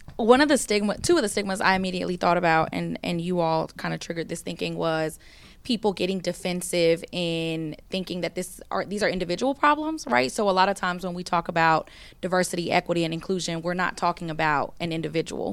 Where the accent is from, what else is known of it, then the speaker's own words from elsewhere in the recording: the South, United States; I'm from the South